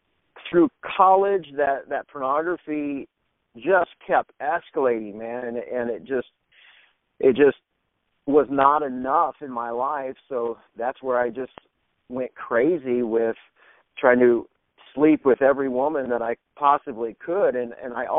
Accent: Indiana, United States; moved away as an adult; also born or lived in Louisiana / Alexandria, Louisiana; I actually grew up in Indiana

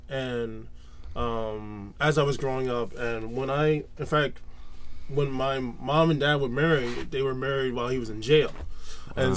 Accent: Fort Lauderdale, Florida, United States; also born or lived in Miami, Florida; I was raised mostly in Fort Lauderdale, Florida

